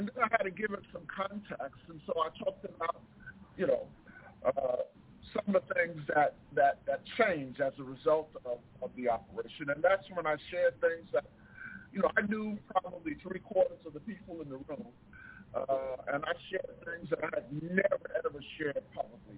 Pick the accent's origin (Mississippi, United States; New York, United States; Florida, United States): New York, United States; moved away as an adult; also born or lived in Delaware; I'm from New York